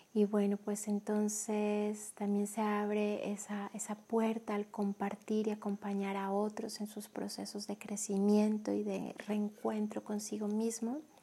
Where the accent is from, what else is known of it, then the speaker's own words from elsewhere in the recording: Colombia; moved away as an adult; now in Mexico; Soy colombiana. Desde el 2013 vivo en México.